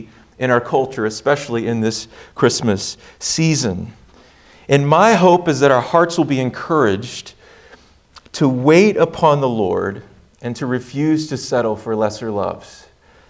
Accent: Hutto, Texas, United States; I grew up in Hutto, so not far from Georgetown

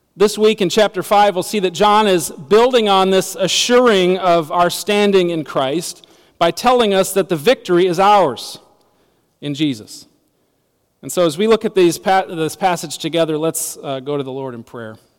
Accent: United States; As American citizens

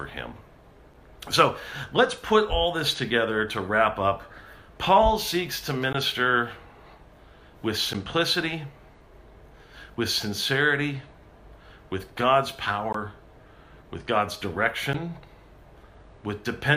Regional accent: California, United States; I'm a Californian.

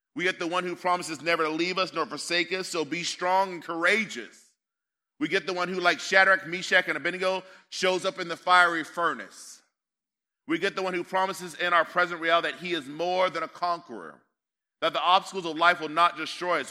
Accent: United States; also born or lived in Northern California; So I'm American

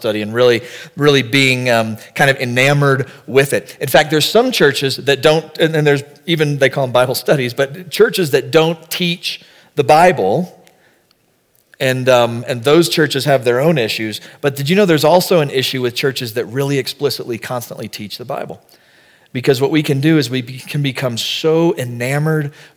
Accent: the South, United States; We're from the South

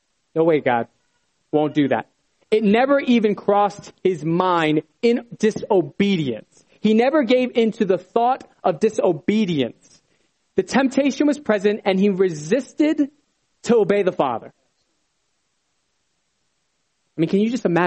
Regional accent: Bethlehem, Pennsylvania, United States; moved away; I was originally from Bethlehem

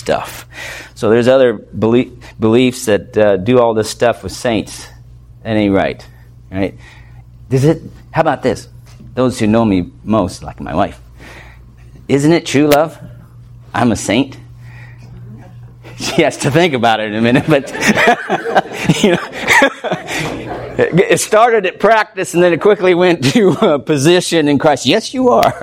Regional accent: United States; I'm an American, we're Americans

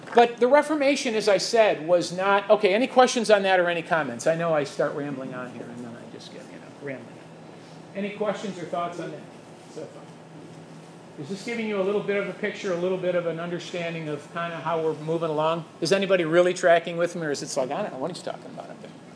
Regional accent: Chicago, Illinois, United States; I'm from Chicago and I can't speak right

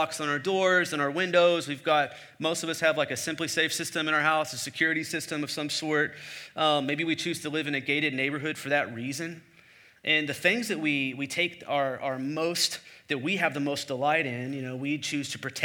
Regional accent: the Bible Belt, United States; I grew up in the Bible Belt

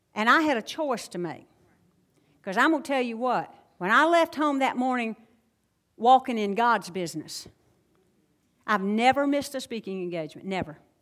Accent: the South, United States; accent: Southern; I'm from the South

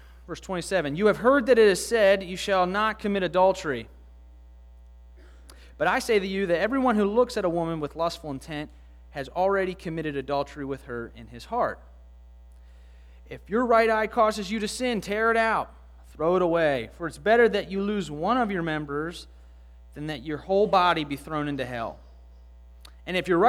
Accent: Baltimore County, Maryland, United States; I grew up in the area. I went to a church called Grace Fellowship Church up in Timonium, and I'm from the Baltimore County area

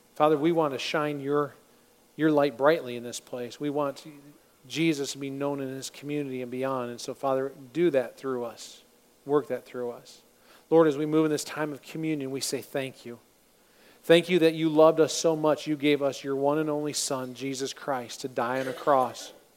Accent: Michigan, United States; I'm from Michigan

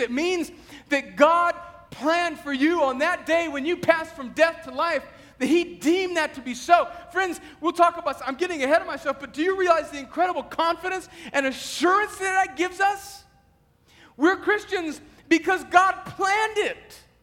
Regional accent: United States; we as rugged American individuals

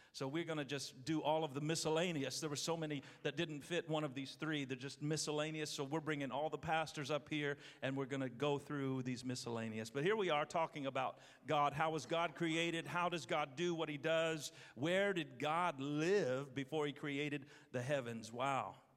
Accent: Terre Haute, Indiana, United States; moved away; I'm from Terre Haute, Indiana.

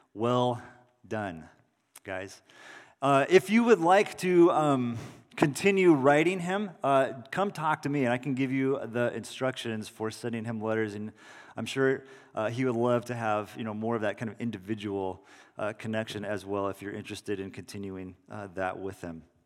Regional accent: Salinas, California, United States; in the backyard of my parents' house that I grew up in in Salinas.

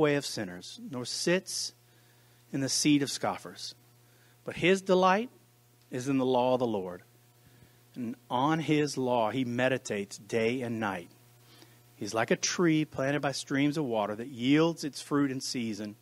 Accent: United States; I speak as an American to Americans in the American church

